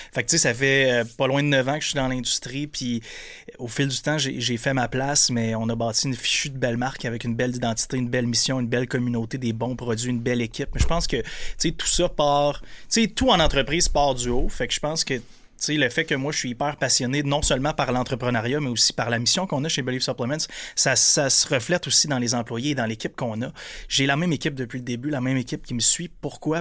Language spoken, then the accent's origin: French; Percé, Quebec, Canada; moved away; also born or lived in Montreal / Grande-Rivière; j'ai grandi à Percé. Je suis un gars de région, moi aussi